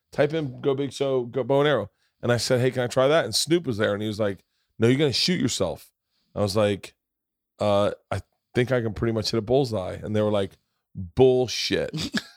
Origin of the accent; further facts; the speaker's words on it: Florida, United States; Growing up in Florida